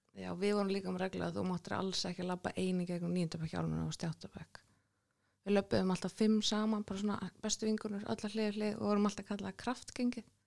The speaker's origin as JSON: {"language": "Icelandic", "town": "Reykjavík", "region": "Capital Region", "country": "Iceland", "tie": "born or raised there", "said": "Vesturbær Reykjavík, K.R. og allt þetta."}